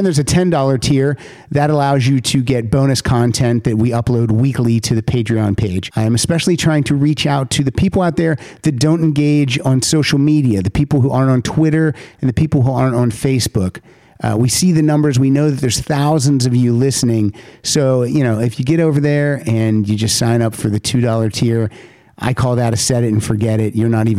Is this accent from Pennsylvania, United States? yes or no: yes; Pennsylvania, United States; No, never left the state.